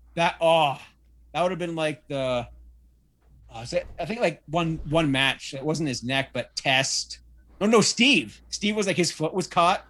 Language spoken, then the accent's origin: English; Canada; being Canadian